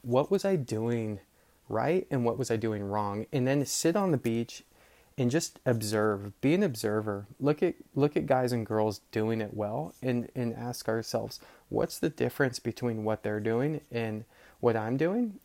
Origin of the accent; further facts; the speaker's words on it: Marin, California, United States; I grew up surfing in Marin